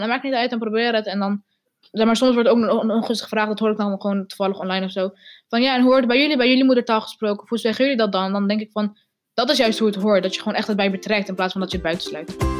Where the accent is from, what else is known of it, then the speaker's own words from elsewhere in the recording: Netherlands; first language Arabic; Dutch is a second language; Nederlands, omdat ik hier geboren en getogen ben in Nederland.